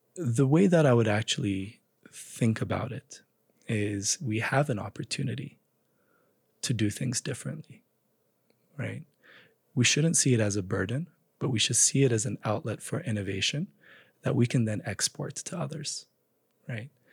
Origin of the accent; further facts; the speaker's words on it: Addis Ababa, Ethiopia; moved away as an adult; also born or lived in United States; So I grew up in Ethiopia. I grew up in Addis Ababa. I spent my entire childhood there before heading off for college in the U S.